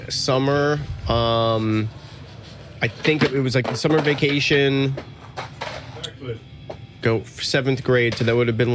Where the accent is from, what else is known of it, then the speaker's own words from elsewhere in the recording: Miami, Florida, United States; also born or lived in Chicago, United States / Fort Lauderdale, United States; I moved here from South Florida. I was living in Fort Lauderdale before I moved out here. All right. Yeah, but I uh, I grew up in Miami and moved around quite a bit. Um, from Chicago originally